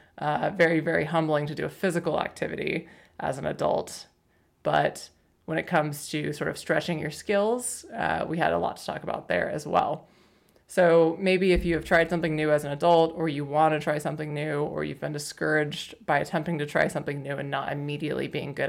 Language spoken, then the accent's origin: English; Oklahoma, United States; now in Portland, United States; And then I moved to Portland from Oklahoma and I'm like, it's so expensive here. And they're like, you have no idea. No, it's just a different world. But yeah, no, I totally feel you on that. Like whenever I visit home, well, home weren't being Oklahoma where I'm from